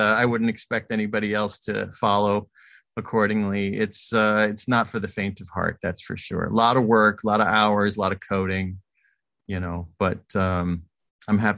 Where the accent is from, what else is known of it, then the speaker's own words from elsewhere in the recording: New York City, New York, United States; moved away as an adult; also born or lived in Los Angeles / Chicago; I was raised in New York, born in New York City.